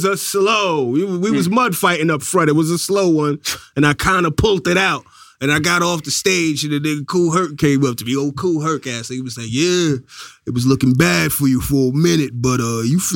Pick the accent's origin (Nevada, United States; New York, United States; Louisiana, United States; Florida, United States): New York, United States; New York City; also born or lived in Ossining (Westchester), New York; I'm from Brooklyn originally, and then later on I moved up to Westchester.